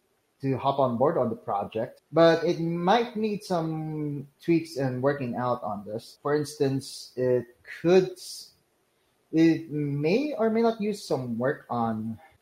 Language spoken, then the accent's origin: English; Philippines; I'm from the Philippines.